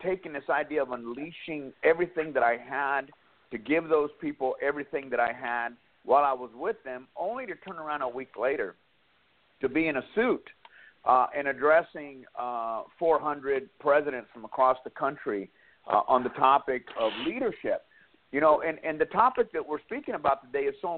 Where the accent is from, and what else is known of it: Dallas, Texas, United States; born or raised there; moved away as an adult; also born or lived in West Coast